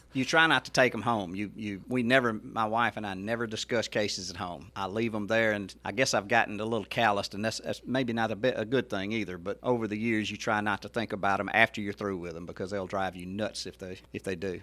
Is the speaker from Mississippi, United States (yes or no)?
yes; Mississippi Delta, United States; moved away as an adult; now in Hernando, United States; I grew up in the Mississippi Delta